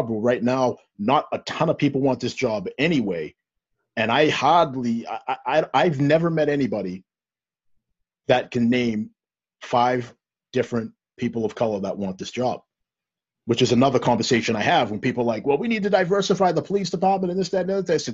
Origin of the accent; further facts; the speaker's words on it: Stoughton, United States; I am I'm black, mm-hmm. but I grew up in Stoughton, old Stoughton, that is no was nowhere near as diverse as where where we are now.